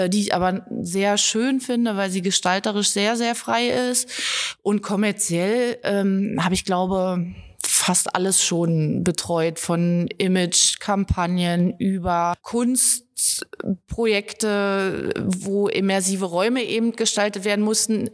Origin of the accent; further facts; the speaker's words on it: Germany; Ich komme aus dem Harz und da ist die äh, Jodeltradition eben auch verwurzelt